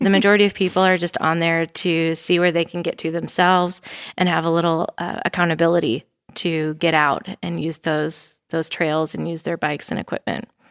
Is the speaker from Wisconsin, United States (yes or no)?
yes; Wisconsin, United States; now in Bentonville, United States; I am from Wisconsin